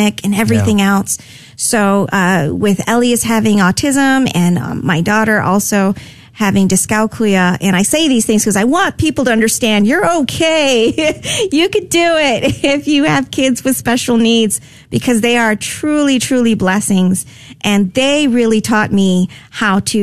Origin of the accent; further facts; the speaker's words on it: Guam; also born or lived in Fort Irwin, California; now in San Antonio, United States; I was born and raised on Guam